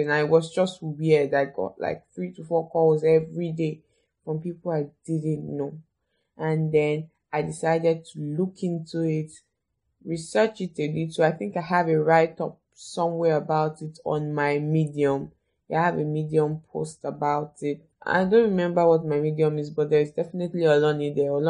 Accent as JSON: {"language": "English", "region": "Ondo", "country": "Nigeria", "said": "I'm from Ondo State, but I've never been to Akure."}